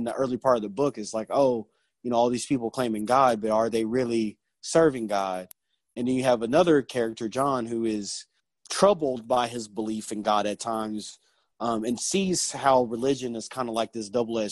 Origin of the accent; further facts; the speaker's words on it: Arkansas, United States; Born and raised in Arkansas, I still live here.